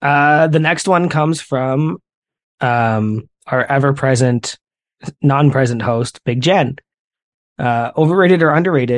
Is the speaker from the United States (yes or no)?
no; Canada; I'm Canadian.